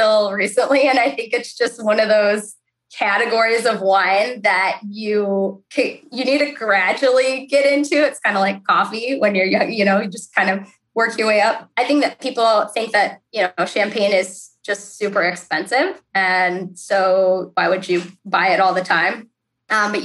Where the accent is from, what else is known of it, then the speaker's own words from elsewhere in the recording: Cleveland, Ohio, United States; also born or lived in Columbus, Ohio; I grew up in the Cleveland area.